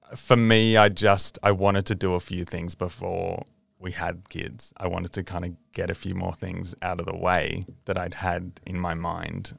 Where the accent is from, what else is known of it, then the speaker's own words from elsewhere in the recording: Australia; being an Australian